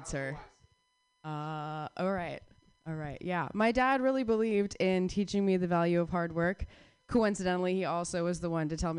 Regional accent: Phoenix, Arizona, United States; I grew up in Phoenix, Arizona.

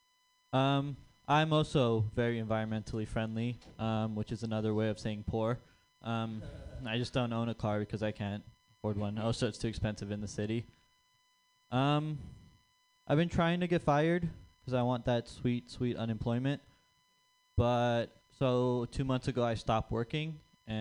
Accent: San Jose, California, United States; growing up in San Jose

